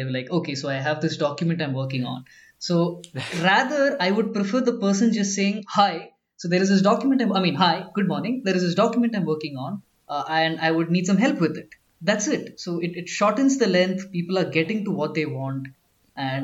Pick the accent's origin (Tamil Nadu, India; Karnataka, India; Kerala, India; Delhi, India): Kerala, India; now in Bangalore, India; I'm originally from a small village in Kerala, but we've been staying in Bangalore for the last 13 years